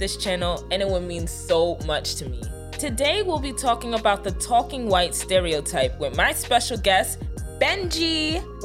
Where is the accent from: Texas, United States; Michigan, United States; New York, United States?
New York, United States; New York City; accent: New York accent; I grew up in New York City, and New York City is very diverse